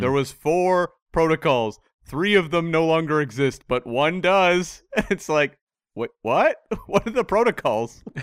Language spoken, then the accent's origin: English; Canada; I'm from Canada